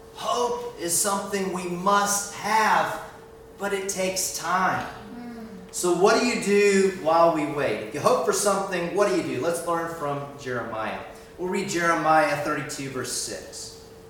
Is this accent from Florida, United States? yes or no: yes; Miami, Florida, United States; moved away as an adult; now in Edinburgh, United Kingdom; We're from Miami, Florida